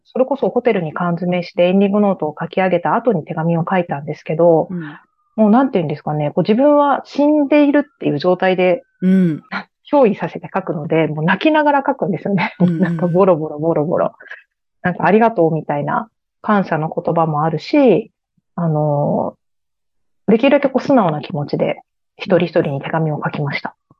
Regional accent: Aichi, Japan; moved away; 私は愛知県ですね。

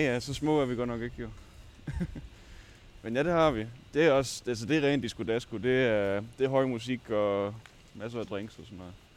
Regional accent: Svendborg, Southern Denmark, Denmark; moved away as an adult; also born or lived in Årslev, Denmark; now in Aarhus, Denmark; Jeg er egentlig født i Årslev, som ligger lidt uden for Odense, men jeg har boet i Svendborg næsten hele mit liv

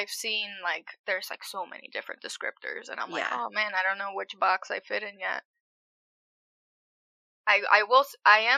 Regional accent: Springfield, Massachusetts, United States; my mom and dad, they're Puerto Rican. And I was born in Massachusetts, in Springfield

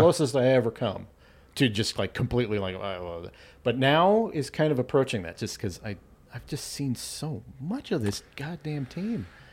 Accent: Arvada, Colorado, United States; also born or lived in Thornton, Colorado; I grew up in Arvada.

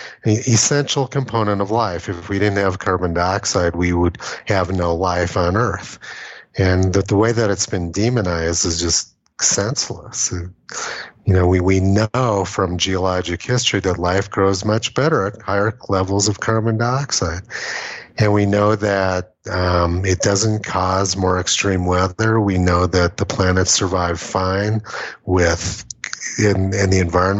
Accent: Los Alamos, New Mexico, United States; moved away; I'm from Los Alamos, New Mexico

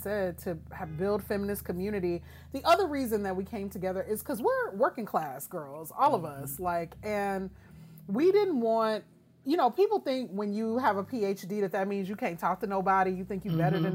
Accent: Shreveport, Louisiana, United States; born or raised there

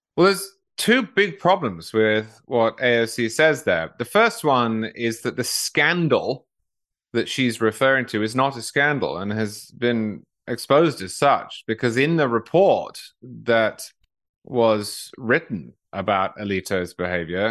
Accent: United Kingdom; now in United States

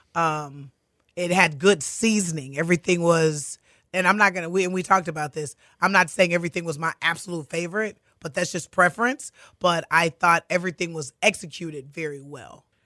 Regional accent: Katy, Texas, United States; grew up in Katy. I'm a Katy girl

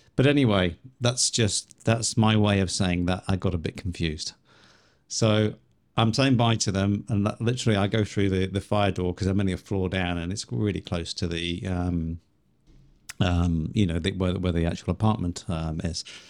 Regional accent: Liverpool, North West England, United Kingdom; accent: Scouse; moved away; also born or lived in Chiang Mai, Thailand; same place as you originally

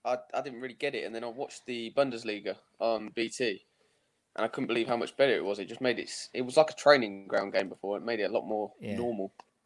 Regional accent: Kettering, East Midlands, United Kingdom; I was born in Kettering, East Midlands, just a bit south of Leicester and a bit north of Northampton, somewhere in between there. Lived there for 18 years, only moved here recently.

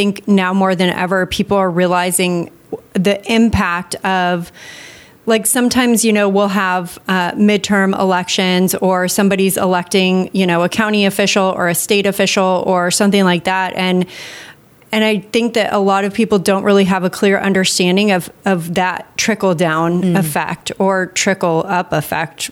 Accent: United States; being an American citizen

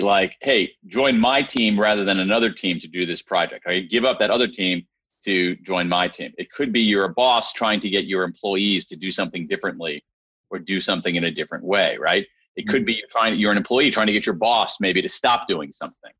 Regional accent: Central Ohio, United States; I grew up in Central Ohio

